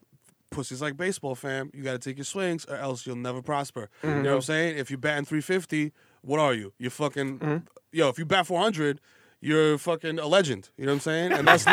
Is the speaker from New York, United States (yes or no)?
yes; New York, United States; that's part of, like, growing up in New York. Like, that shit isn't weird to me.